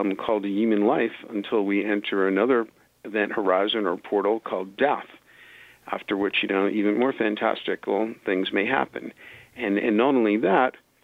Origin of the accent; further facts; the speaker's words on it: New York City, New York, United States; I'm from New York City, same as Trump, Bronx to his Queens